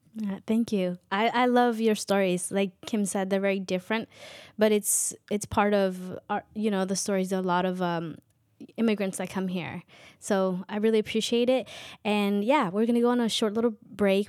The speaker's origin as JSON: {"language": "English", "area": "Chivarreto", "region": "Totonicapán", "country": "Guatemala", "tie": "born or raised there", "first_language": "K'iche'", "second_language": "English", "moved": "yes", "lives_now": "United States", "said": "I speak a native language um, from Guatemala, Quiche"}